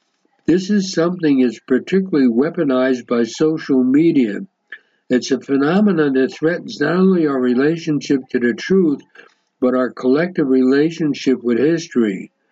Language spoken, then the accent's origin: English; United States; now in Israel; somebody who's born and raised in America